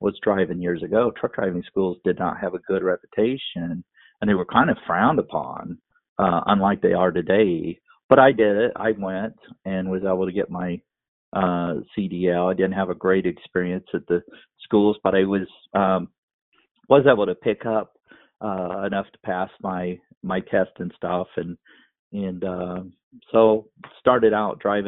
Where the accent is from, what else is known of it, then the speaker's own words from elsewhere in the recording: Macomb, Illinois, United States; now in Good Hope, United States; I live in Good Hope, but I grew up in Macomb